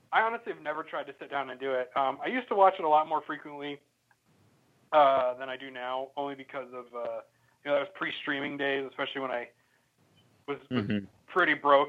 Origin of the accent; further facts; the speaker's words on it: Midwest, United States; now in West Coast, United States; we're all from the Midwest, but I live out on the West Coast